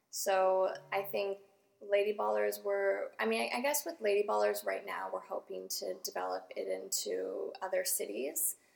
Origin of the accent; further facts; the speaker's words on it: Canada; in Canada.